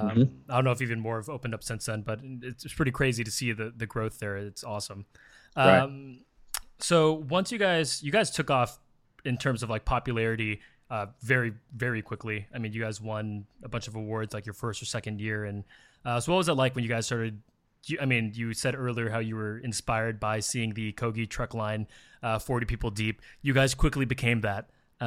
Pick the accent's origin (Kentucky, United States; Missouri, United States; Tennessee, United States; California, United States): California, United States; San Francisco Bay Area; growing up in the Bay Area as a Filipino American